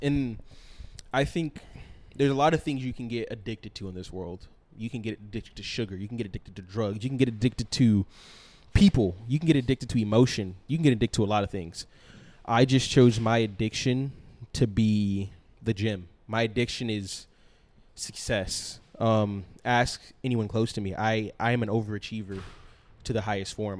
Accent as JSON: {"language": "English", "region": "East Coast", "country": "United States", "said": "I am also from the East Coast"}